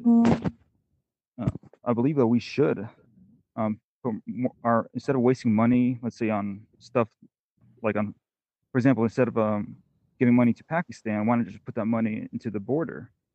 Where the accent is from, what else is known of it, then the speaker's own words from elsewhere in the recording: Pennsylvania, United States; also born or lived in Italy / Oregon / North Carolina; now in Arizona, United States; I grew up in Pennsylvania, lived in Oregon, lived in North Carolina, and then uh, I, I moved down to Arizona